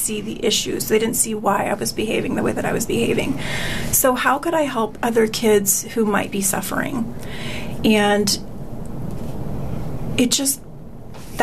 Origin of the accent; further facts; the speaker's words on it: Tucson, Arizona, United States; Born and raised in Tucson